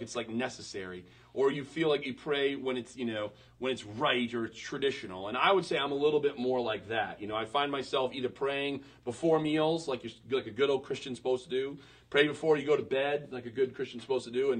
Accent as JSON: {"language": "English", "region": "Western Maine", "country": "United States", "tie": "born or raised there", "said": "I was born in 1982 in Western Maine"}